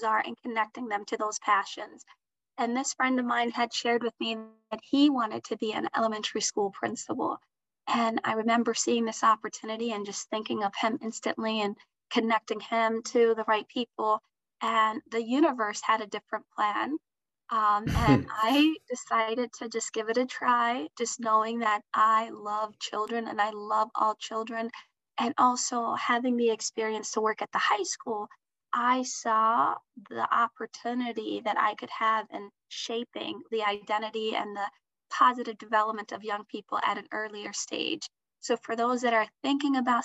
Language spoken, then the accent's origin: English; Minnesota, United States; English is a second language; also born or lived in Mogadishu, Somalia; we have found that new home to be Minnesota, where I learned English, went through the public school education system